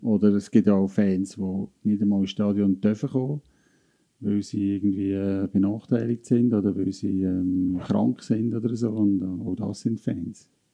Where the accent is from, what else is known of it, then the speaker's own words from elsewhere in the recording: Lucerne Hinterland, Switzerland; als Luzerner Hinterländer